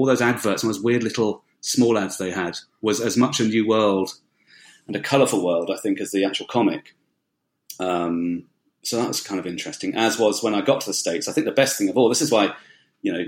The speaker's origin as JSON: {"language": "English", "region": "London", "country": "United Kingdom", "tie": "born or raised there", "said": "I was born in West London in the UK"}